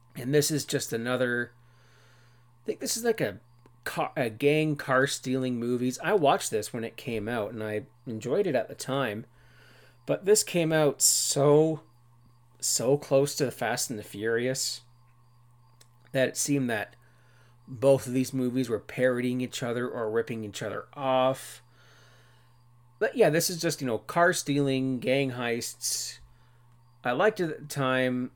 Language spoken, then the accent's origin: English; Cannington, Ontario, Canada; I grew up in Brock Township in Ontario, Canada